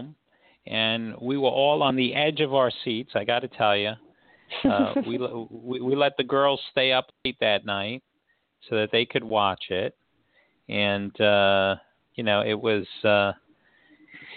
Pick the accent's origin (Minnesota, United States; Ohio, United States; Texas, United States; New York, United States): New York, United States; my hometown, New York